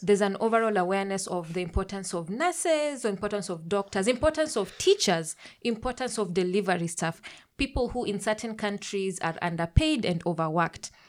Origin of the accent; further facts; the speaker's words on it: Kenya; I'm a Kenyan queer pan-African feminist